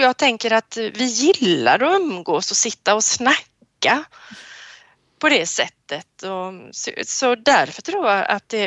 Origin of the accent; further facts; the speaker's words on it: Sweden; Som svensk